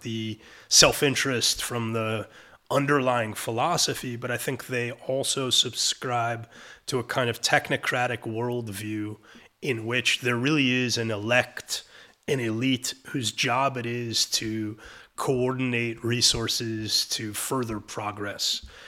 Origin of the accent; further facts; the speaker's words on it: New York City, New York, United States; moved away as an adult; now in Israel; I'm a Brooklyn boy and I'm, I'm an American.